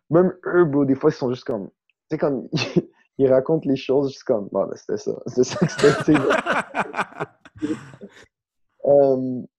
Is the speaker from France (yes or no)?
no; East Coast, United States; Euh, East Coast, évidemment East Coast, parce que je viens de East Coast puis je me rends compte que tous mes goûts sont influencés par ça.